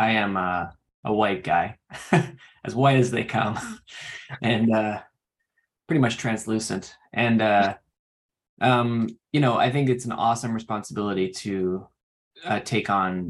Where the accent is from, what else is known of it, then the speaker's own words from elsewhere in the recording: New Hampshire, United States; moved away; I'm from New Hampshire originally